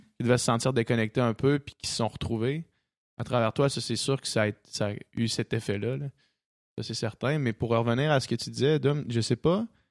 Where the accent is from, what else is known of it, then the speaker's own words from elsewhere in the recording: Quebec City, Quebec, Canada; moved away; on vient de Québec